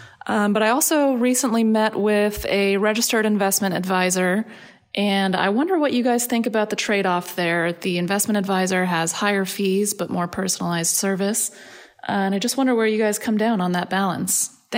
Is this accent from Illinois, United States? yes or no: no; Reno, Nevada, United States; Hey, Joel and Matt. … I'm from Reno, Nevada.